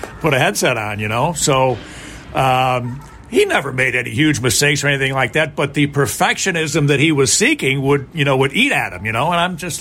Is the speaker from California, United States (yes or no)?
no; Chicago, Illinois, United States; born or raised there